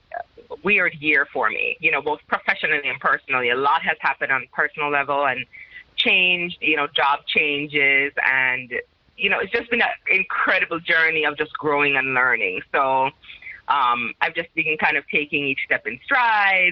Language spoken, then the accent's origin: English; Jamaica; moved away as an adult; now in United States; I by roots, I'm Jamaican, so I'm from the Caribbean